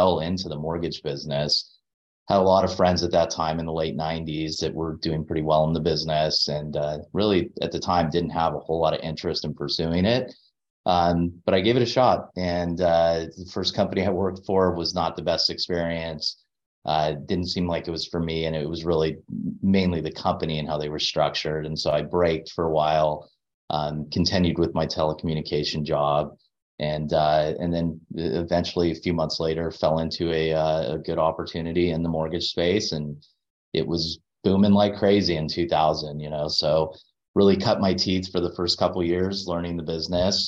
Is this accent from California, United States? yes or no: yes; Anaheim, California, United States; I grew up in Anaheim Hills